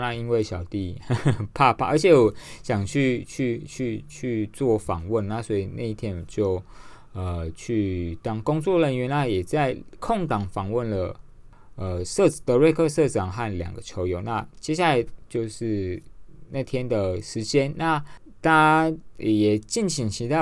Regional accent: Yilan, Yilan County, Taiwan; 我来自宜兰，宜兰市

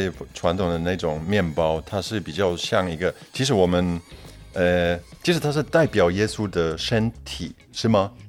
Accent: Germany; Chinese is a second language; moved away; also born or lived in Poland; 我是波兰人嘛，在波兰出生的，在德国长大的，

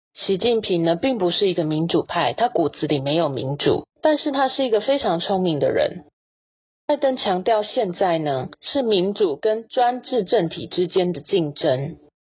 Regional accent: Taiwan; 我们台湾人

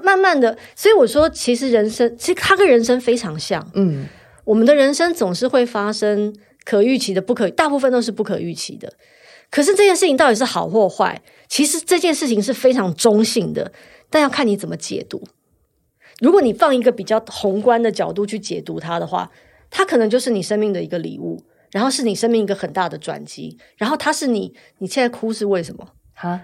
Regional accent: Taiwan; 我三十岁就来台湾了，我在这里读书长大

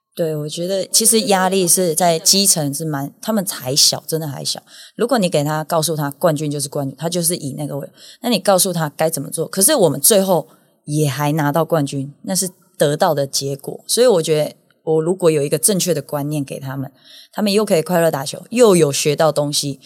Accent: Yunlin County, Taiwan; 我们全部都是云林人，我自己也是，我很以，我自己是云林的

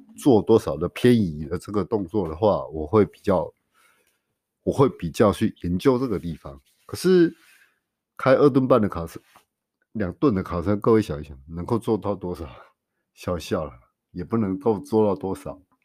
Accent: Taiwan; 我们台湾人

